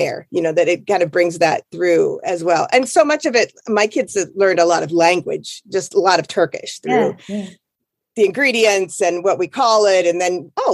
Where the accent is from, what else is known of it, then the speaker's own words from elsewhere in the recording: Iowa, United States; moved away; I grew up in Iowa.